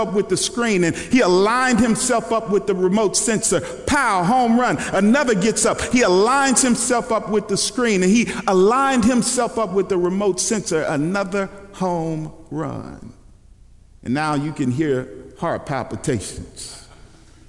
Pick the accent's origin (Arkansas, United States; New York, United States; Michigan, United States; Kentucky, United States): Kentucky, United States; moved away; also born or lived in Dallas, Texas; I was born in Kentucky